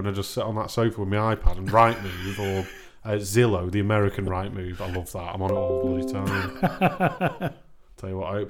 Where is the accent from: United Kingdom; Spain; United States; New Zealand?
United Kingdom; Crewe, North West England; I grew up in Crewe